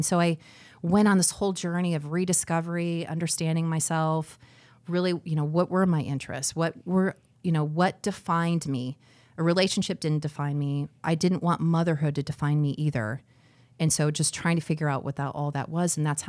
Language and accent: English; Scottsdale, Arizona, United States; moved away as an adult; also born or lived in Detroit, Michigan; now in Cedar Rapids, United States; I'm from Scottsdale, Arizona.